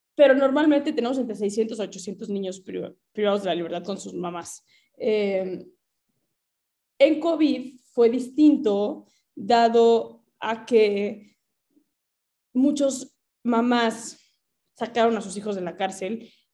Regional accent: Mexico; soy mexicana

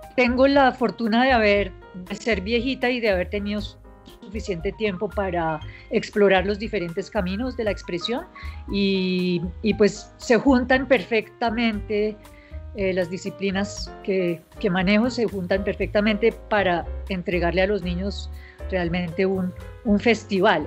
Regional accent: Colombia; born or raised there; also born or lived in United States

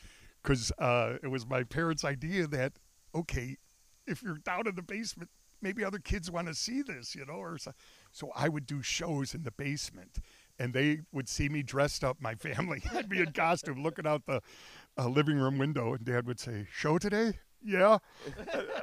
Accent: Buffalo, New York, United States; me growing up, and I had a miniature circus in my basement. I grew up on Pawnee Parkway

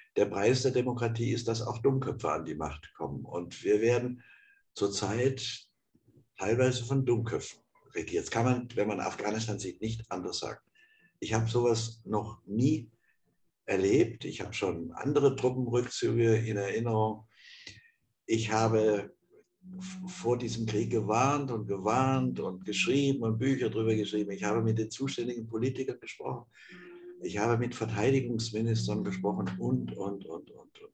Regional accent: Offenburg, Baden-Württemberg, Germany; in Offenburg, wo ich geboren bin.

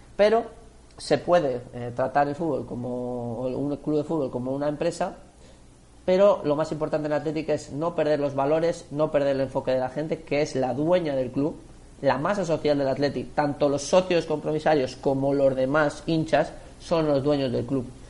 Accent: Biscay, Basque Country, Spain; muchos vizcaínos somos del Athletic

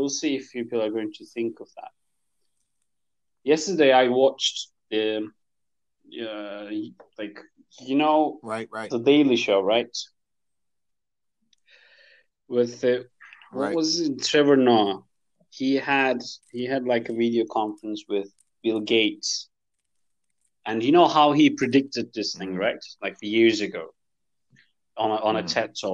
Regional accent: Sivas, Sivas Province, Turkey; now in Istanbul, Turkey; Central Anatolia

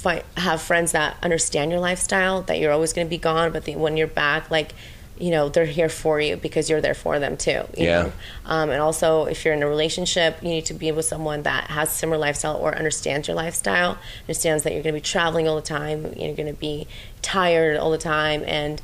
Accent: Ukraine; moved away; I think it's just my Ukrainian. I'm from Ukraine and I think it's just like the Russian in me.

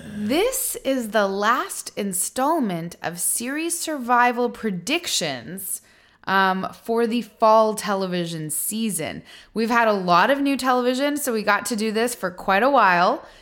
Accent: Canada; now in United States; an expat of Canada

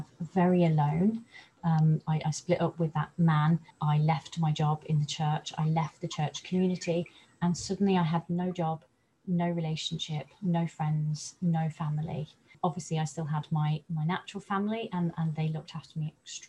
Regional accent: Coventry, West Midlands, United Kingdom; moved away as an adult; now in North Devon, United Kingdom; I live in North Devon, but I was brought up in the Midlands around the Coventry area. I moved to North Devon about 3 years ago

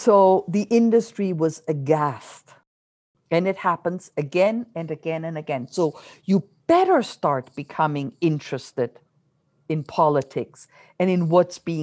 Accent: Germany; now in Canada; I grew up my childhood in Germany

